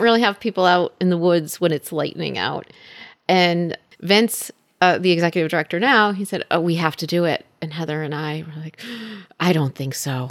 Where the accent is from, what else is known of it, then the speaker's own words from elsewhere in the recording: Middlebury, Connecticut, United States; now in Woodbury, United States; I grew up in Middlebury, and I live in Woodbury with my husband, dog, and son.